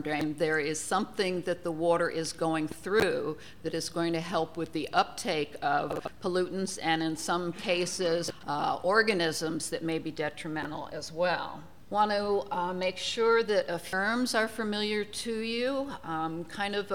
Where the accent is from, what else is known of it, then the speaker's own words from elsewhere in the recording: New Jersey, United States; moved away; my home state of New Jersey